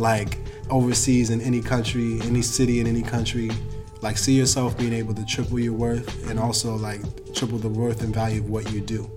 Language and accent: English; New York, United States; moved away as an adult; now in Los Angeles, United States; a New Yorker